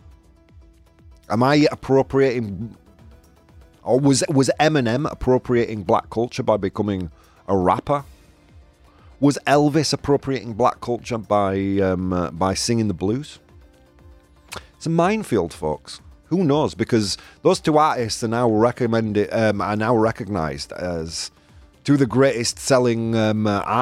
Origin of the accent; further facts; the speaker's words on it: United Kingdom; now in Spain; I was raised in Britain.